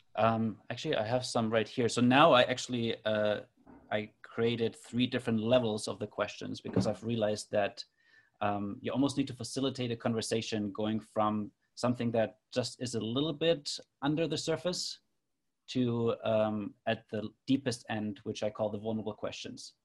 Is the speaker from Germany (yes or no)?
yes; Germany; moved away as an adult; now in Toronto, Canada; I grew up in Germany but have been living in Toronto, Canada for the last 10 years